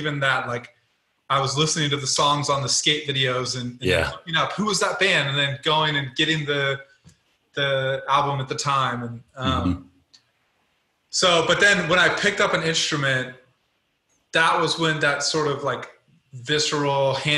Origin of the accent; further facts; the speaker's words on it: Colorado, United States; also born or lived in Louisiana, United States; Yeah, well, so I was born in Louisiana. in high school, I went to high school in Colorado, very small mountain town, 17,000 people.